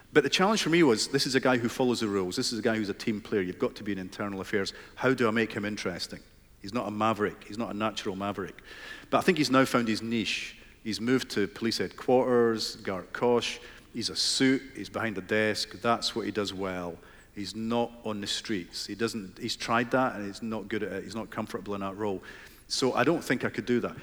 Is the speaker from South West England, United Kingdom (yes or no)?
no; Fife, Scotland, United Kingdom; where I grew up in Fife